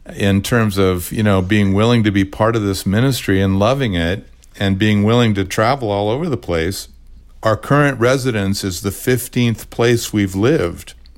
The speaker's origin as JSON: {"language": "English", "area": "Orange County", "region": "California", "country": "United States", "tie": "born or raised there", "said": "my days growing up in Orange County, California"}